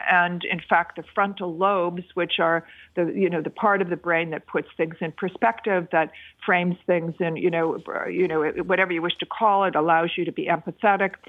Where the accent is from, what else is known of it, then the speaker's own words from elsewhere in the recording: United States; also born or lived in China; as an American